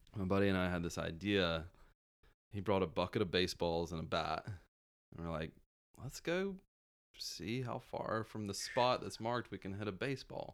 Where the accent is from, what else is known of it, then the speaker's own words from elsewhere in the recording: South Georgia, United States; also born or lived in Florida; grew up in South Georgia.